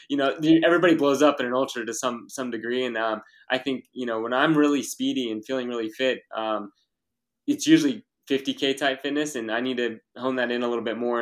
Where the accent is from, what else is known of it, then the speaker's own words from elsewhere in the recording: Texas, United States; growing up in Texas and the heat